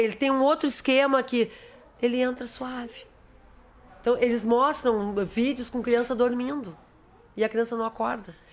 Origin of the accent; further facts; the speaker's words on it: Rio Grande do Sul, Brazil; Eu sou gaúcha e eu assumo isso